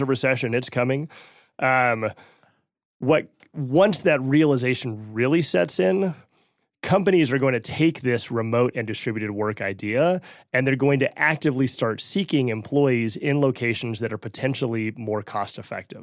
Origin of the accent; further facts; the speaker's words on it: New Mexico, United States; moved away as an adult; now in Denver, United States; Born and raised in New Mexico, been living in Colorado now for a dozen years